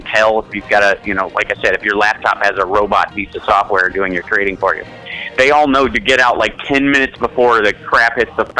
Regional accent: Chicago, Illinois, United States; I'm from Chicago, so, you know, I went to high school there, and it's, you know, it's my hometown

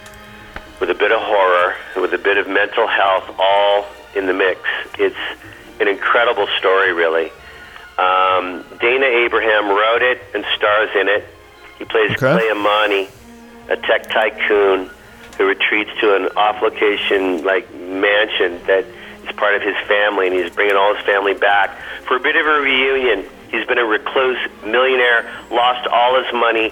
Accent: Canada; moved away; also born or lived in United States; I'm both Canadian first and then American

